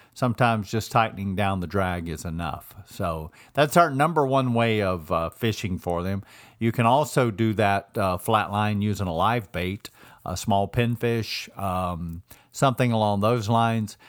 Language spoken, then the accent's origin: English; Georgia, United States; moved away; I grew up, I was born and raised in Georgia